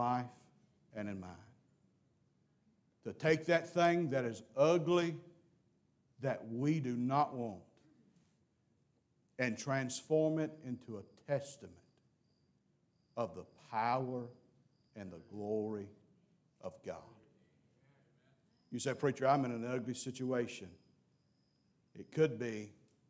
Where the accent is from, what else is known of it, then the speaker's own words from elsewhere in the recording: Mississippi, United States; I'm from Mississippi